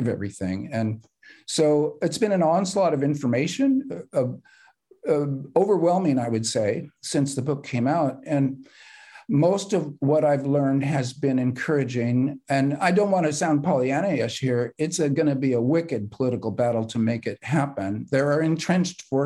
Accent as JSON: {"language": "English", "region": "California", "country": "United States", "said": "I'm a Californian"}